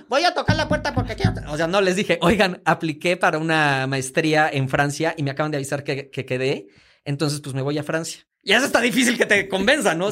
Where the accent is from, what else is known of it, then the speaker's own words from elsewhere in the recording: Veracruz, Mexico; moved away as an adult; also born or lived in Mozambique; now in Mexico City, Mexico; nací aquí en la Ciudad de México, pero realmente me asumo como veracruzano. Yo viví en Veracruz desde los 5 años hasta los 22